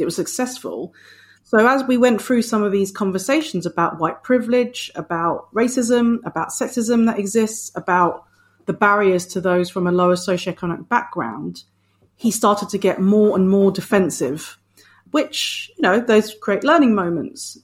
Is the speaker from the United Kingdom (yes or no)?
yes; United Kingdom; I'm a British born Filipino